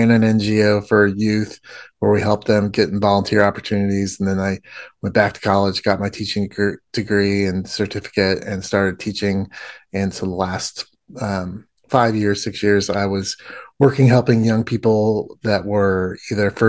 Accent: Indiana, United States; I grew up in the Midwest of the United States, in Indiana, a very conservative background

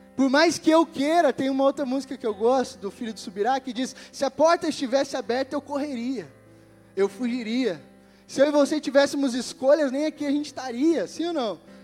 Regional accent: Brazil; nós como brasileiros

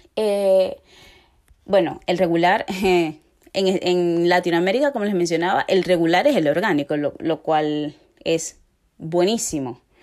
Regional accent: Venezuela; moved away; somos muchos los venezolanos que estamos en estos momentos eh, fuera de nuestro país

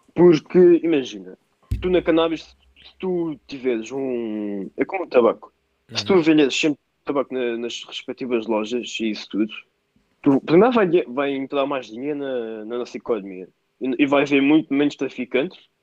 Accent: Anissara, Lisbon, Portugal; sou de Anissara, mas estava no colégio Miramar.

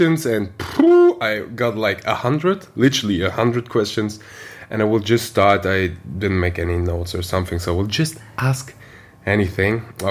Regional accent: Uzbekistan; I'm from Uzbekistan

